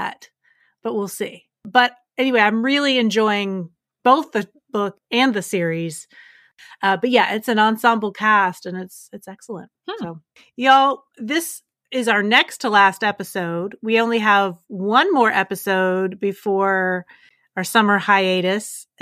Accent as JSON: {"language": "English", "region": "West Virginia", "country": "United States", "moved": "yes", "said": "I'm originally from West Virginia"}